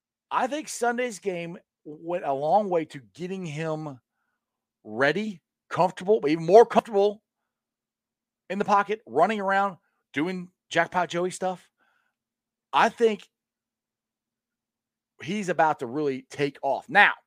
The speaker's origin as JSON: {"language": "English", "town": "Goldsboro", "region": "North Carolina", "country": "United States", "tie": "born or raised there", "said": "I was born in Goldsboro, North Carolina."}